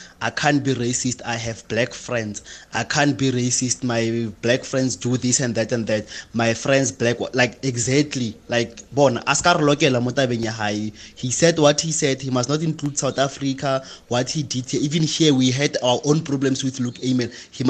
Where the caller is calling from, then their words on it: Macau; Hi, Tabiso. … all the way from Macau.